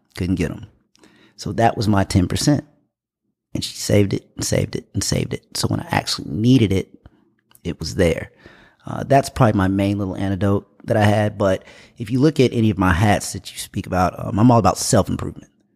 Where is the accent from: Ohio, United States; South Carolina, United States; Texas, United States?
South Carolina, United States; Greenville; also born or lived in Indianapolis, Indiana / Germany; I was born in Indianapolis, Indiana. Uh, I moved to Greenville, South Carolina when I was around six with my grandparents. Uh, was raised here, went to Wayne Hampton High School here in Greenville